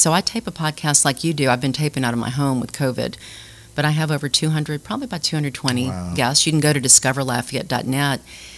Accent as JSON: {"language": "English", "town": "Baton Rouge", "region": "Louisiana", "country": "United States", "tie": "born or raised there", "lives_now": "Lafayette, United States", "said": "I grew up in Baton Rouge and never thought about going anywhere but LSU. I went to Broadmoor High School."}